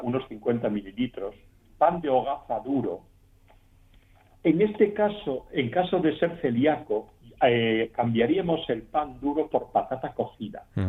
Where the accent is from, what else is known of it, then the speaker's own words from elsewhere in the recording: Asturias, Spain; lo que sufrimos los asturianos normalmente cuando salimos de Asturias